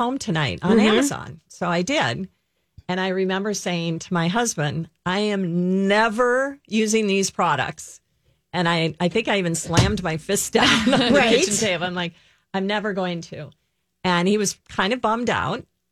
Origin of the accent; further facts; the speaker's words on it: White Bear Lake, Minnesota, United States; I grew up in White Bear Lake, Minnesota